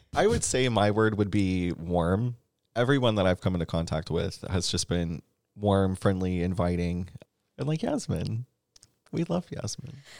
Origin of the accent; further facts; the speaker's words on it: Atlanta, Georgia, United States; moved away as an adult; now in Columbia, United States; I'm originally from Atlanta.